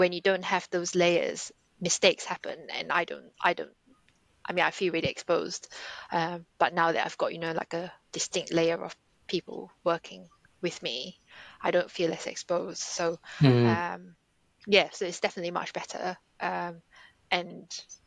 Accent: Singapore; moved away; I grew up in Singapore

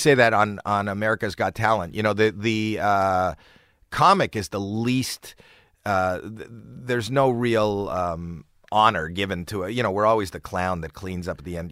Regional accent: Toronto, Ontario, Canada; moved away; I'm from Toronto

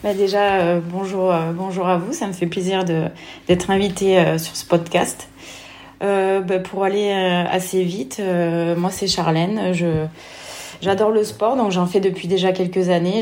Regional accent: Lozère, Occitania, France; moved away as an adult; also born or lived in Nantes / Vichy; C'est là où j'ai grandi

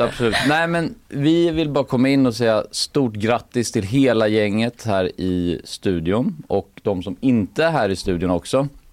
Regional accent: Gothenburg, Västra Götaland, Sweden; på våran gård uh i Haga där jag växte upp då

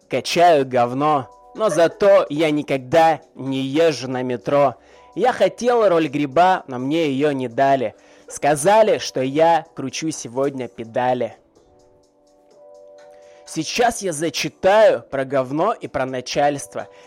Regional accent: Krasnodon, Luhansk Oblast, Ukraine; Я из Луганска, точнее из Краснодона, там не водятся у нас гандоны, у нас нормальные пацаны.

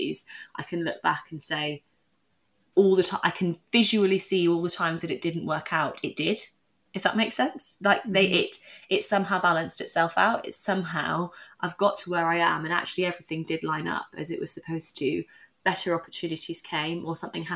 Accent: Newcastle upon Tyne, North East England, United Kingdom; I also was a mixed race girl growing up in Newcastle at a time where I was the only mixed race person in my class

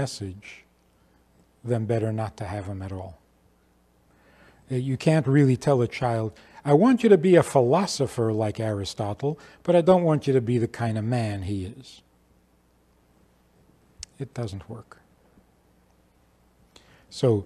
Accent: New York City, New York, United States; I was growing up in Crown Heights

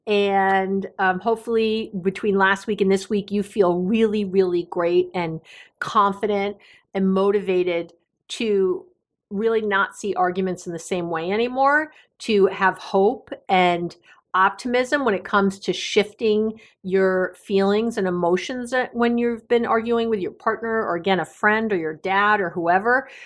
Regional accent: New York City, New York, United States; Growing up in New York City

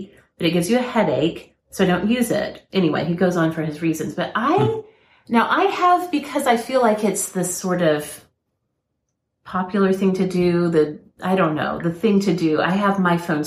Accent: Oklahoma, United States; I was raised in Oklahoma too

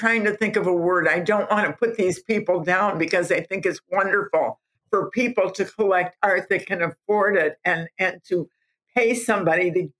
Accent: Southfield, Michigan, United States; I was a housewife from Southfield, Michigan.

